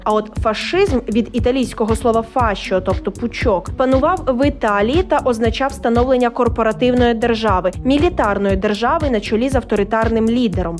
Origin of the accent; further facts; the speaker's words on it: Ukraine; Ми з України